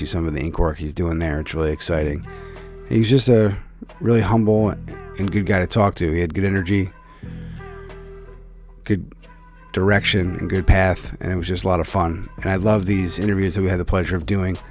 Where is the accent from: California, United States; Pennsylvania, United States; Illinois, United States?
Pennsylvania, United States; Philadelphia; now in Connecticut, United States; Born and raised in Philadelphia myself